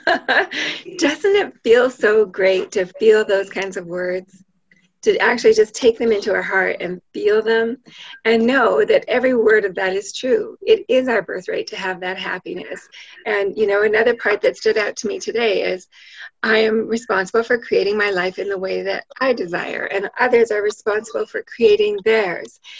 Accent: Canada; I'm an I'm a Canadian

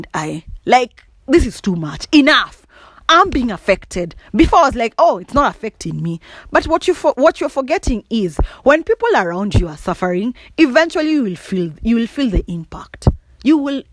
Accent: Kikuyu, Central Kenya, Kenya; accent: Kikuyu; first language Kikuyu; English is a second language; my mother tongue, Kikuyu

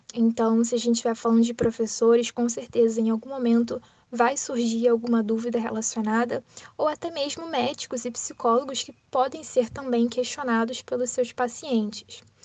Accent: Rio de Janeiro, Brazil; sou do Rio de Janeiro

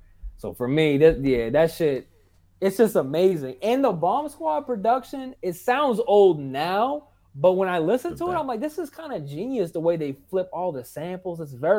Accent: Boston, Massachusetts, United States; I'm from Boston

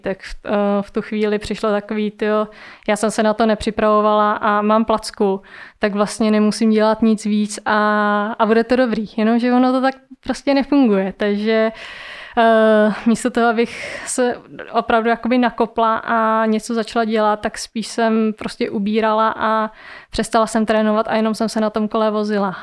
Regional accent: Brandýs, Czechia; jsme měli v Brandýse, odkud pocházím

